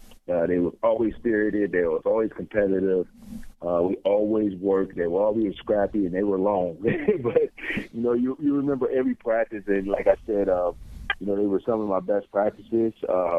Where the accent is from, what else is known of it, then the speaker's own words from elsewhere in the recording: Michigan, United States; moved away; I'm back home in Michigan in front of my hometown fans